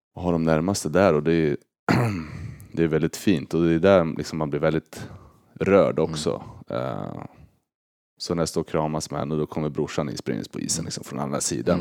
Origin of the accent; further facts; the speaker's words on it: Örebro, Örebro County, Sweden; moved away as an adult; now in St. Louis, United States; Örebro är ju liksom hemma